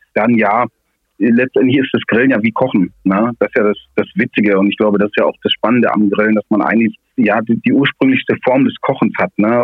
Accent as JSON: {"language": "German", "area": "Swabia", "region": "Baden-Württemberg", "country": "Germany", "said": "als Schwabe"}